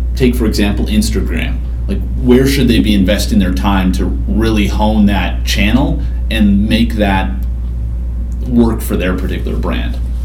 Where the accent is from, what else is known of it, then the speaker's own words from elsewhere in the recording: Regina, Saskatchewan, Canada; now in United States; Regina, Saskatchewan, Canada, in a few weeks. My hometown